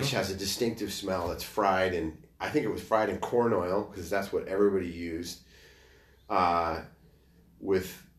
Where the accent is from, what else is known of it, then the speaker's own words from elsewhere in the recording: New Mexico, United States; moved away; also born or lived in Minnesota; I grew up in New Mexico. You know, I was born in Minnesota